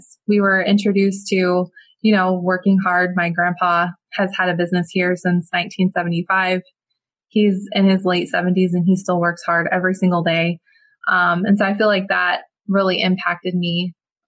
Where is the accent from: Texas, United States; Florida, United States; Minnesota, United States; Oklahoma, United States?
Florida, United States; Palmetto; I was born and raised in Palmetto, Florida, which is a small little town just south of Tampa